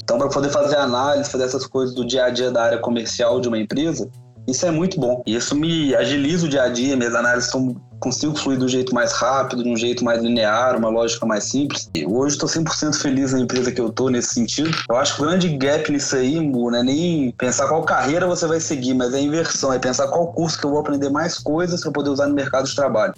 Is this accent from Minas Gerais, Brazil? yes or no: yes; Minas Gerais, Brazil; sou mineiro